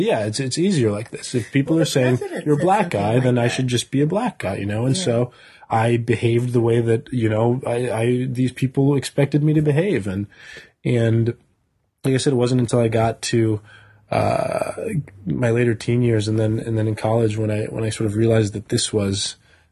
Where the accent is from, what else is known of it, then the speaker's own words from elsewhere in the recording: Tucson, Arizona, United States; I was raised in overseas in Tucson, Arizona, but I wasn't raised in anywhere where there was a significant black population